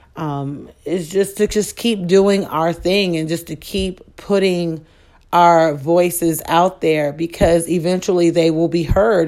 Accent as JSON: {"language": "English", "town": "Chicago", "region": "Illinois", "country": "United States", "said": "I am from Chicago"}